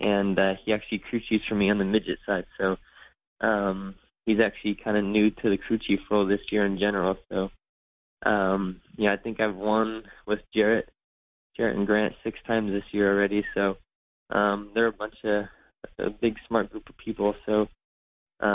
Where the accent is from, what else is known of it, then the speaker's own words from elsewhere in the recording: Northern California, United States; growing up in Northern California, we would always go to the Blue River Mill in Calistoga